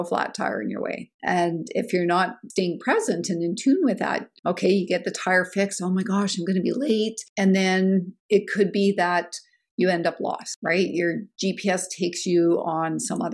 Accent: Canada; speaking as a Canadian, being nice and feeling obligated to do things is kind of ingrained and programmed in us

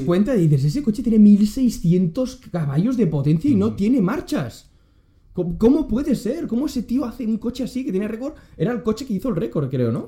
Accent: Catalonia, Spain; a mí me han enseñado en Cataluña

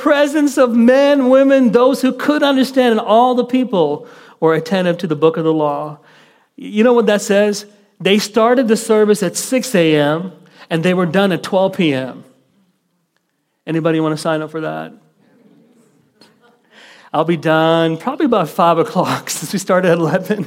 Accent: Kuwait; moved away; I was raised in the Middle East in the country of Kuwait

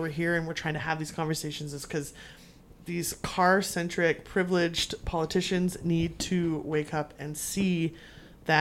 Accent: Kingsville, Ontario, Canada; I'm from Kingsville. There is no public transit out there

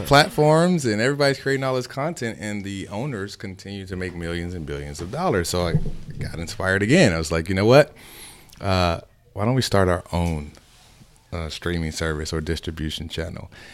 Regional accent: Chicago, Illinois, United States; moved away; also born or lived in Miami; I'm originally from Chicago.

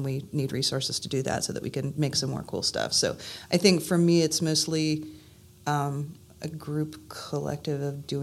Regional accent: Santa Cruz, California, United States; now in Burlington, United States; I was born originally in Santa Cruz, California

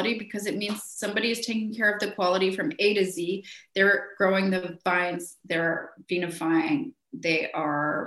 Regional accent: Asheboro, North Carolina, United States; moved away as an adult; now in France; I'm from Asheboro, North Carolina. So Asheboro is a dry town

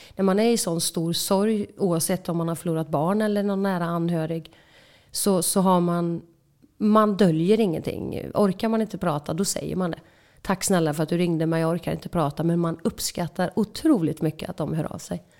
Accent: Åsarp, Västra Götaland, Sweden; Vi eh, växte upp på en eh, stor bondgård i Åsarp, två mil söder om Falköping

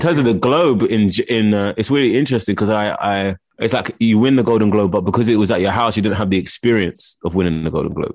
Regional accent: London, United Kingdom; also born or lived in Los Angeles; I grew up in Camden Town, well, Camden

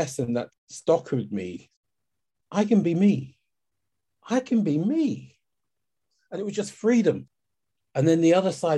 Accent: London, United Kingdom; born or raised there; also born or lived in Kent

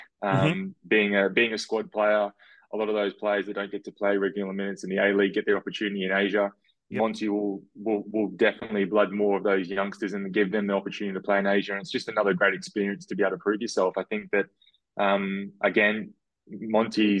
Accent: Sunshine Coast, Queensland, Australia; born or raised there; also born or lived in Ayr, Queensland

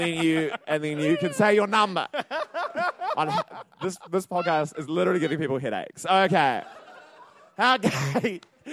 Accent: Christchurch, Canterbury, New Zealand; born or raised there; moved away

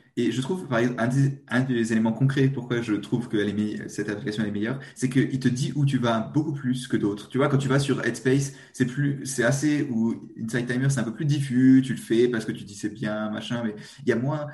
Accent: eastern France, France; accent: petit accent (east of France); Moi, je suis français. Je suis de l'est de la France, peut-être. petit accent.

